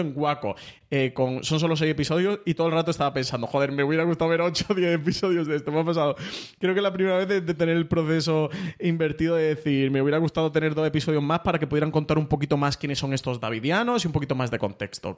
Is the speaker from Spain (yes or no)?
yes; Spain; como espectador español